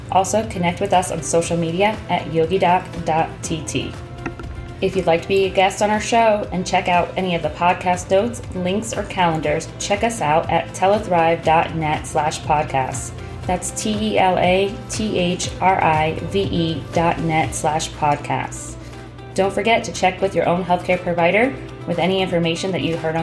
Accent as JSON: {"language": "English", "region": "Florida", "country": "United States", "tie": "born or raised there", "said": "I grew up in Florida"}